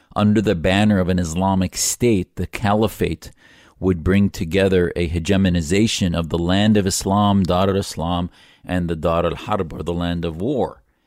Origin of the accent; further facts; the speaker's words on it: United States; as an American patriot